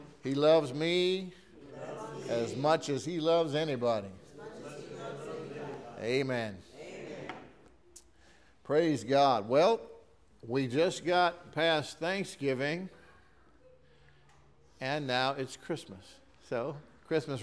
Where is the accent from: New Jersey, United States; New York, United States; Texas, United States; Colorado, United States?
Texas, United States; Texas City; my wife and I grew up in Texas City